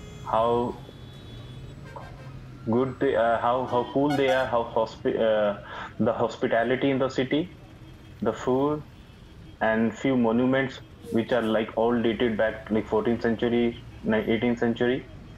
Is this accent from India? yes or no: yes; Hisar, Haryana, India; I'm from Hisar.